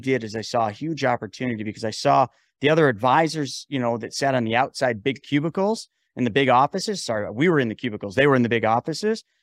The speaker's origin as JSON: {"language": "English", "region": "New York", "country": "United States", "said": "I'm from New York"}